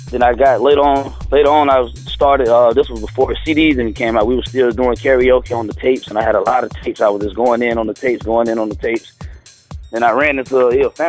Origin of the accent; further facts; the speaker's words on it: St. Petersburg, Florida, United States; St. Petersburg, Florida.